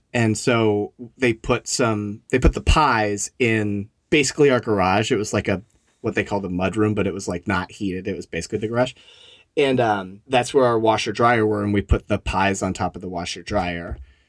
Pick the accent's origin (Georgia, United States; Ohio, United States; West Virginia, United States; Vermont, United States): Vermont, United States; so I grew up in Vermont, and we lived on like a dirt road. It was like the side of a hill, and you're just like, it's a dirt road. So it was very much in the country.